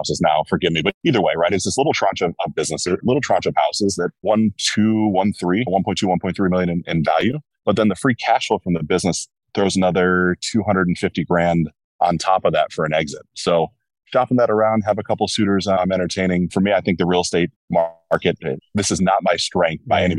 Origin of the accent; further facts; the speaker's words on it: Cincinnati, Ohio, United States; I was born in Cincinnati